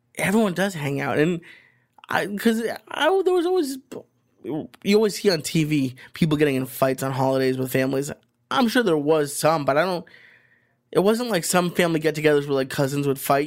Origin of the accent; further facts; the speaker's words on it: Boston, Massachusetts, United States; moved away; where I grew up in Boston